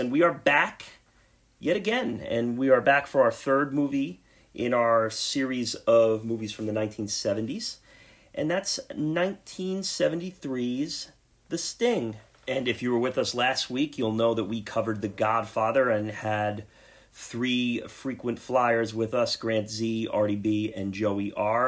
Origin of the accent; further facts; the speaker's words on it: the New York area, United States; we're from the New York area